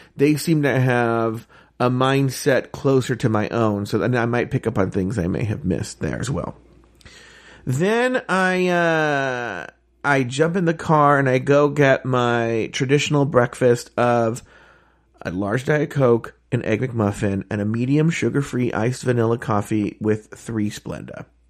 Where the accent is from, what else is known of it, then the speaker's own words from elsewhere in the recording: Disneyland, California, United States; I grew up around Disneyland